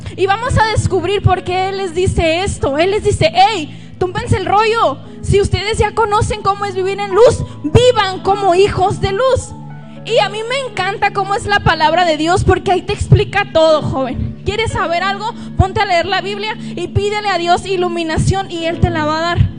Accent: Nogales, Sonora, Mexico; si notan algo raro en mi acento, yo soy de Nogales, Sonora. Y pues los de ahí hablamos un poquito raro

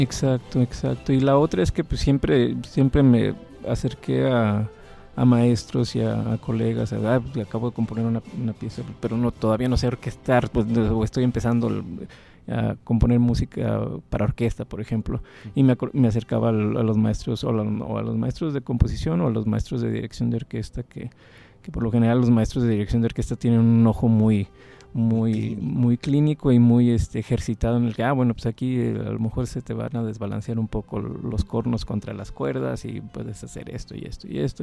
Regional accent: Monterrey, Nuevo León, Mexico; moved away as an adult; also born or lived in Texas / Indiana; Soy em, originario de Monterrey

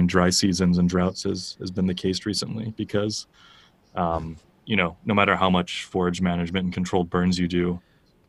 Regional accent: California, United States; now in Czech Republic; the farm I grew up on in California

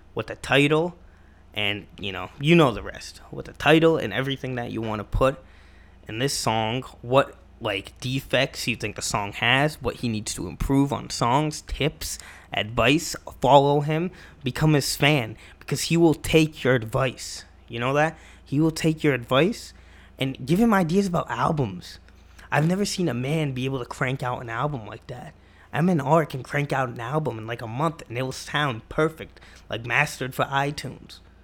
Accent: Massachusetts, United States; I'm from Massachusetts

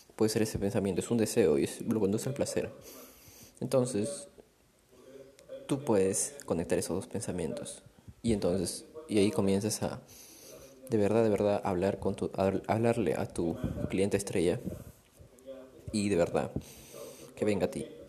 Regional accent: Chaclacayo, Lima, Peru; Ahorita me encuentro en yendo a Chaclacayo lugar donde yo crecí

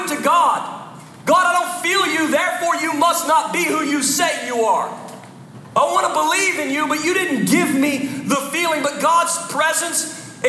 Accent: Philadelphia, Pennsylvania, United States; moved away as an adult; I'm from the Philadelphia area. We moved down a couple years ago.

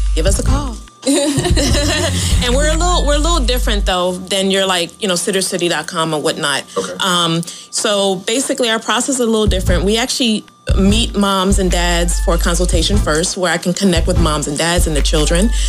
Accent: Philadelphia, Pennsylvania, United States; moved away; I'm not from here either. I'm from Philadelphia.

